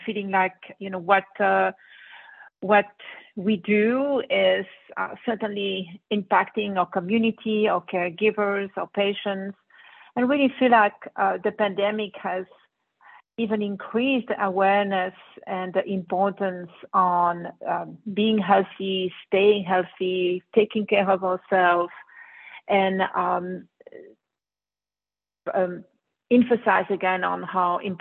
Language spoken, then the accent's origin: English; Brussels, Brussels-Capital Region, Belgium; moved away as an adult; now in United States; I grew up in Belgium, Brussels, where I went to medical school, and then moved into the U.S.